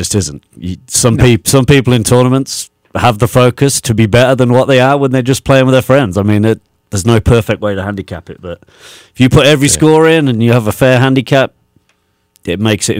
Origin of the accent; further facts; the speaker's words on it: England, United Kingdom; now in United States; when I grew up in England